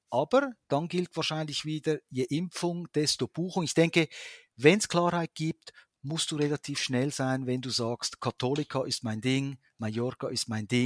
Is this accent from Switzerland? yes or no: yes; Switzerland; wenn du ans Meer gehst, magst du als Schweizer natürlich diese, diese Unendlichkeit, oder?